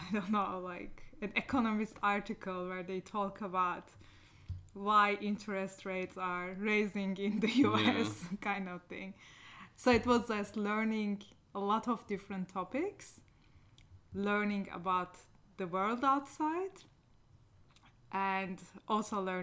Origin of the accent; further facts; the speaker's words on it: Niksar, Tokat, Turkey; English is a second language; moved away as an adult; also born or lived in Ankara, Turkey / California, United States; we moved to my hometown, Niksar